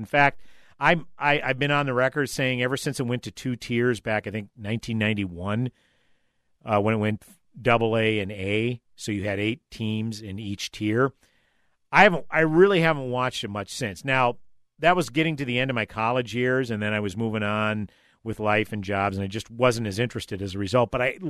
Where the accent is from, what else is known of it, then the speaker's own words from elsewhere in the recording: St. Paul, Minnesota, United States; I grew up in St. Paul, metro area